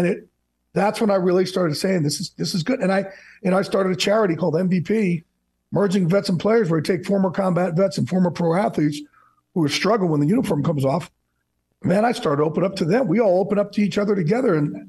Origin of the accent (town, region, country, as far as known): New Jersey, United States